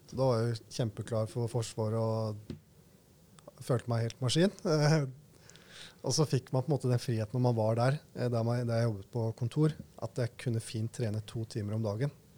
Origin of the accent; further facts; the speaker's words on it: Skien, Telemark, Norway; moved away as an adult; also born or lived in Oslo; jeg bestemte meg for å heller være mer hjemme i Skien enn å være i Oslo på den tiden